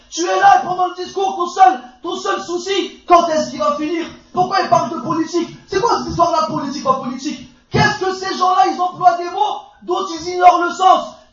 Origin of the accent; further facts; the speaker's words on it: France; Moi je suis né en France, j'ai étudié en France, j'ai grandi en France, j'ai une carte française, j'ai étudié le droit en France, j'ai étudié l'économie en France, je suis un Français.